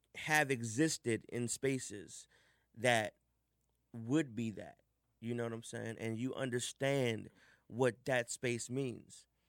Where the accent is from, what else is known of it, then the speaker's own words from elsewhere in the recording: Washington, District of Columbia, United States; I grew up in the United House of Prayer for All People. Um, if you're in DC, you know, you pretty much know about it. Mm-hmm. You know, we have huge parades every 30th of May. We shut down Northwest